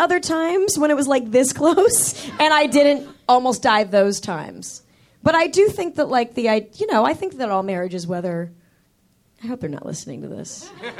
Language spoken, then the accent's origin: English; Manhattan Beach, California, United States; I grew up in Manhattan Beach, about 40 minutes south of here.